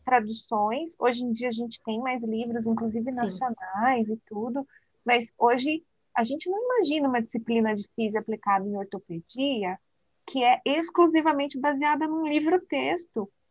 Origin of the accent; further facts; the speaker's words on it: Brazil; nós, como brasileiros, fisioterapeutas